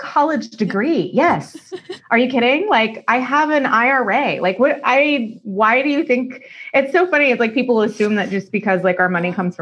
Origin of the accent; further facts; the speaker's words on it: Austin, Texas, United States; moved away as an adult; also born or lived in Los Angeles; now in Santa Monica, United States; That's my hometown. I grew up in Austin. I moved to LA from Austin 5 years ago